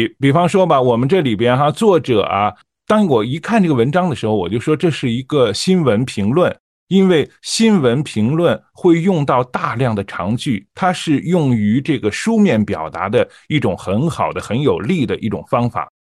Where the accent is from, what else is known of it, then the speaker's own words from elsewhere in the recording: Shandong, China; 我是山东人，